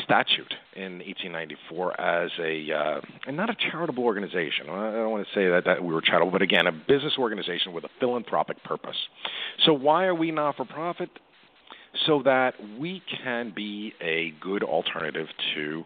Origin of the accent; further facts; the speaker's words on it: New York City, New York, United States; I'm a Queens native, born and raised in Woodside, New York